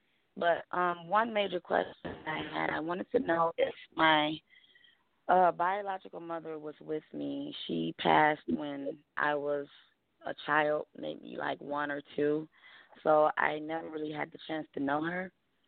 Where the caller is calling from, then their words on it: Madison Heights, Michigan, United States; I'm calling from Madison Heights, Michigan.